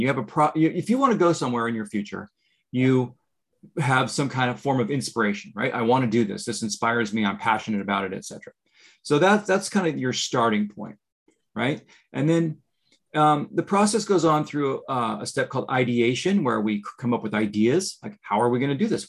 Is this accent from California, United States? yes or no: yes; California, United States; moved away as an adult; now in Florida, United States; I grew up in California and I just recently moved to Florida